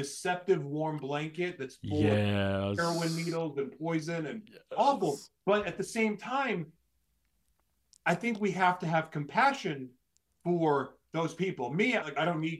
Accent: Oklahoma, United States; I grew up in Oklahoma, going to church all the time

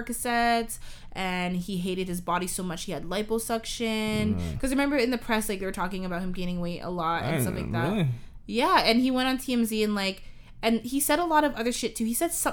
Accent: Canada; my own personal perspective as a Canadian.

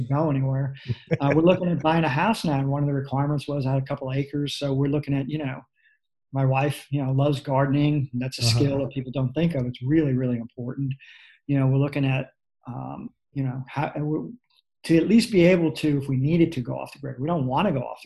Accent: New York City, New York, United States; I grew up in New York City in the Bronx

